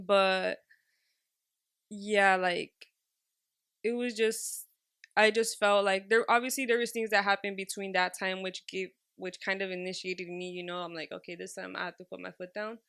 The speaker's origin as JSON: {"language": "English", "town": "Los Angeles", "region": "California", "country": "United States", "tie": "born or raised there", "said": "I was raised in Highland Park and Drew Street"}